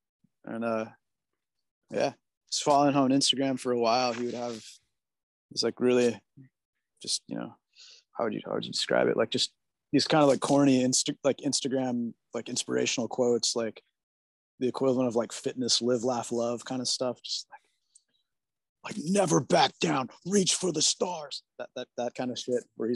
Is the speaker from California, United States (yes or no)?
yes; California, United States; I'm a California kid. I'm like born and raised in snowless environment.